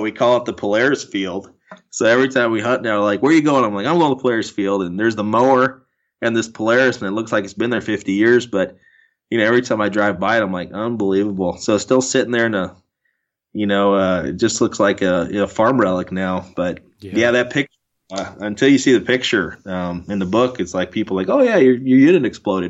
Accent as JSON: {"language": "English", "town": "Keokuk", "region": "Iowa", "country": "United States", "tie": "born or raised there", "said": "my brothers and I were born and raised in Keokuk, Iowa"}